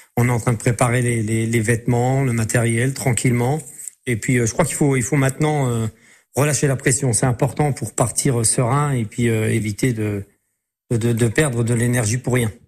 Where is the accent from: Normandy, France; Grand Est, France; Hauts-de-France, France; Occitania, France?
Grand Est, France; Metz; also born or lived in Semécourt; moi je suis né à Metz, je suis Mosellan, je suis Lorrain d'origine. Et j'habite effectivement euh, le petit village de Smécourt